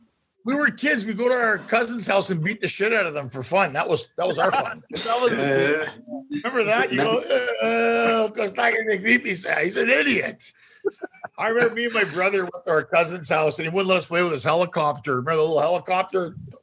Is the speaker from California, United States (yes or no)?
no; Kansas, United States; Are you from Kansas? I'm from Kansas.